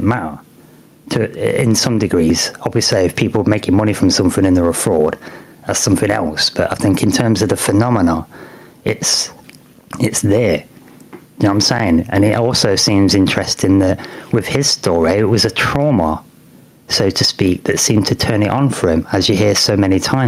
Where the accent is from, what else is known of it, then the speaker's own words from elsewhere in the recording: United Kingdom; being British